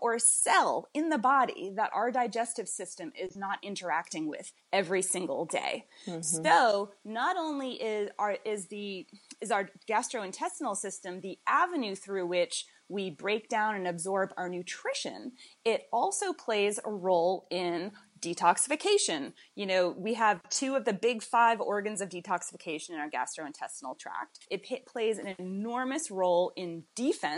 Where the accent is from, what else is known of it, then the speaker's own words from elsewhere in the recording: Boston, Massachusetts, United States; moved away as an adult; now in Winston-Salem, United States; I am originally from Boston, Massachusetts, and that's where I went to college